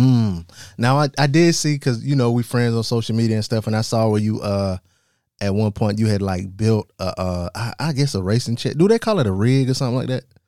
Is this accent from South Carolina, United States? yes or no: yes; South Carolina, United States; I'm from South Carolina